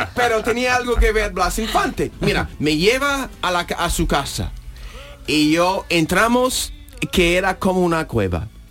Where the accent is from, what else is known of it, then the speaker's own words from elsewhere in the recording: United States; Spanish is a second language; moved away as an adult; now in Spain; soy un americano